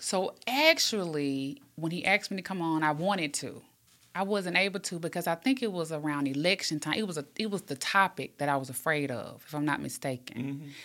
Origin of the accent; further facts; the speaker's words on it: Birmingham, Alabama, United States; born and raised in Pratt City